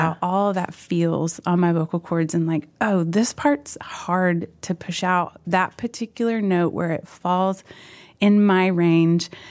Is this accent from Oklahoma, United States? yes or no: yes; Oklahoma, United States; moved away; also born or lived in Fort Worth, Texas; We went back to Oklahoma, and my parents have been there up until last summer